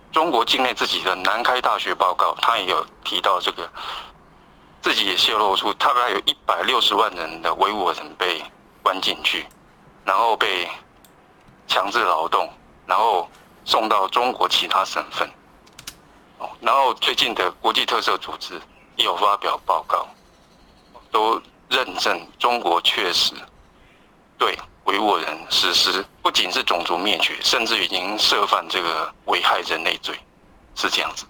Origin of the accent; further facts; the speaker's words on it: Taiwan; 我们台湾这边